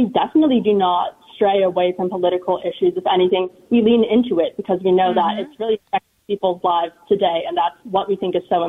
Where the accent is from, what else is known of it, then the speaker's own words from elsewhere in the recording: Los Angeles, California, United States; I'm from Southern California. I'm from Los Angeles.